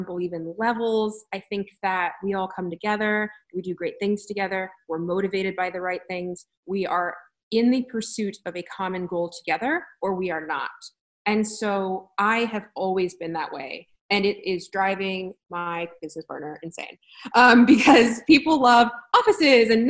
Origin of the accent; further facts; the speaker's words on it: United States; I was born in America